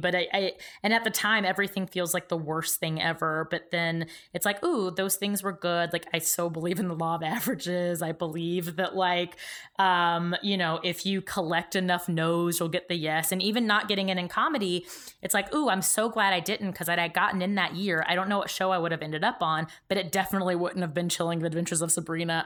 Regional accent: Georgia, United States; moved away as an adult; I grew up in Georgia.

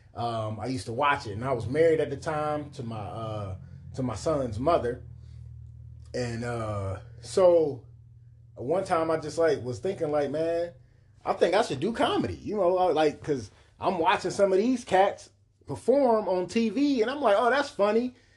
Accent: Cleveland, Ohio, United States; also born or lived in Bedford Heights, Ohio; I remember a lot about growing up on Kinsman, man, on one hundred forty-six

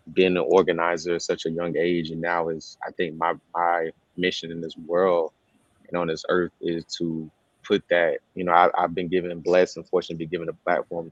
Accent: South Carolina, United States; I'm from South Carolina.

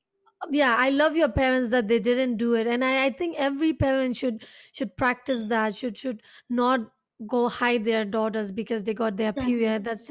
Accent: Myanmar; And because I grew up outside Nepal, right? Even though we both are Nepali, you grew up in Nepal and I grew up in Myanmar.

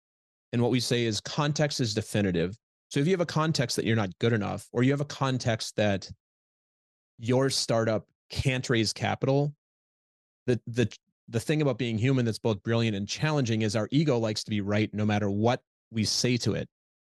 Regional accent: Midwest, United States; The context I grew up with in Midwest, just the way I grew up, is we're humble.

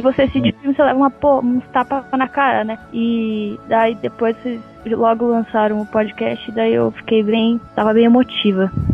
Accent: Caçador, Santa Catarina, Brazil; moved away as an adult; now in São Paulo, Brazil; eu era do interior de Santa Catarina, eu era de Caçador, nome da cidade

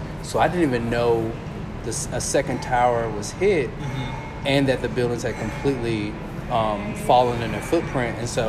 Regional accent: Virginia, United States; But I was born in Virginia, so she moved back to Virginia, and that's where I was born.

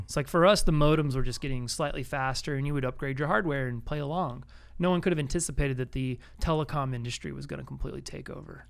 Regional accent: Austin, Texas, United States; growing up as a kid in Austin, you know, in the, uh, early eighties

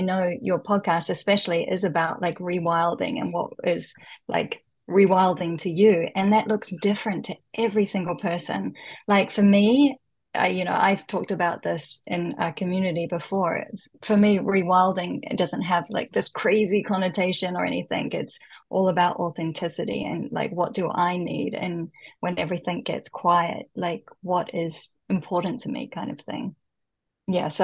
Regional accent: New Zealand; moved away as an adult; now in Japan; growing up in New Zealand, though, it's a very outdoorsy culture and you're constantly at the beach

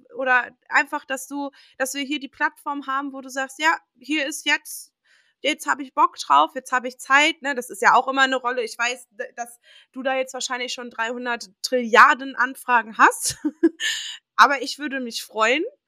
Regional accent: Dortmund, North Rhine-Westphalia, Germany; also born or lived in Würzburg; ich bin ab der vierten Klasse auch hier gewesen und jede Ferien waren wir hier

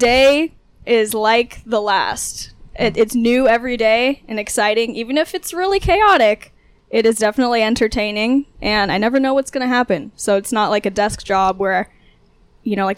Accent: Southern California, United States; moved away as an adult; I'm originally from Southern California

